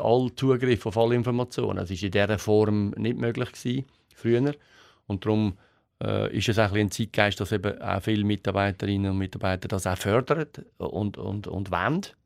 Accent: Switzerland; wir äh, Schweizer sind

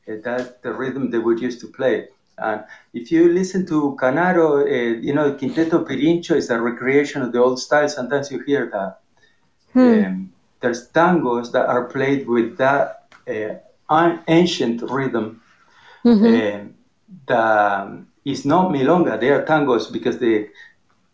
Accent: Argentina; moved away as an adult; now in United States; I grew up playing tango in Argentina.

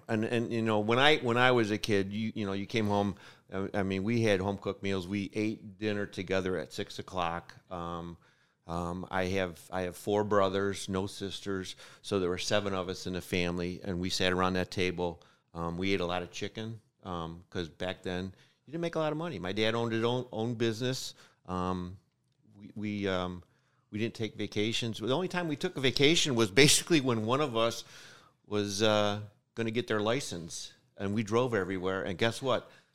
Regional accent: United States; I was born in America

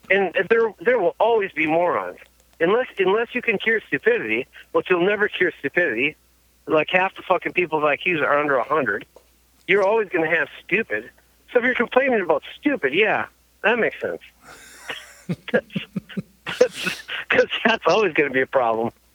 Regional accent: Manitowoc County, near Green Bay, Wisconsin, United States; it's like Manitowoc County, Green Bay, like area

